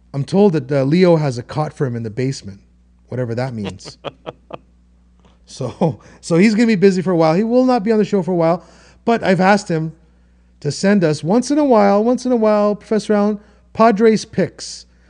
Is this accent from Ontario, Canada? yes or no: yes; Toronto, Ontario, Canada; I'm from Toronto and I'm in Toronto, I am Toronto.